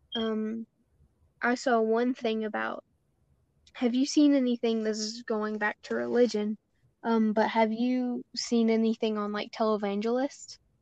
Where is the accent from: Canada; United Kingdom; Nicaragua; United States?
United States; we as American citizens and white people